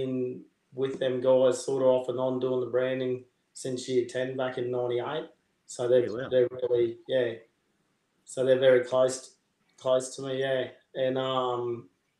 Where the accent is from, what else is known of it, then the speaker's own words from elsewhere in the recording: Mundubbera, Queensland, Australia; also born or lived in Melbourne; I actually grew up in town. So, we grew up in town